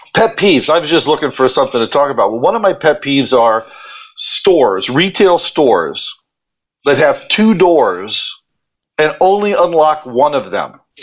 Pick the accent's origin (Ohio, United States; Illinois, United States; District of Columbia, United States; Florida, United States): Ohio, United States; moved away as an adult; now in New York, United States; I'm from Ohio, and I I came to New York to follow my dream